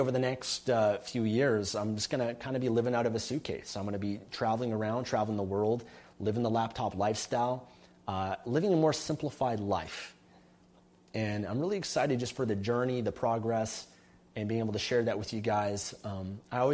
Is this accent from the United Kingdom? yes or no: no; Canada; moved away as an adult; now in Panama City, Panama; I'm still a Canadian citizen, okay? I've still got my Canadian passport